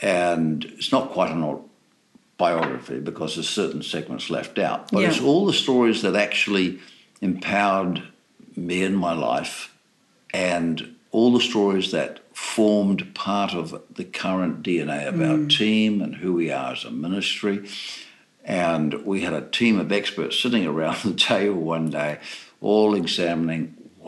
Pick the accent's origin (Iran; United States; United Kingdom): United Kingdom; Northern Ireland; born there; also born or lived in New Zealand; I was born in Northern Ireland.